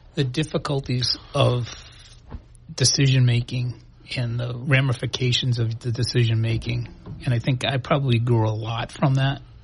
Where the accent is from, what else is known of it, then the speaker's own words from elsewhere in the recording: New Bedford, Massachusetts, United States; I grew up in New Bedford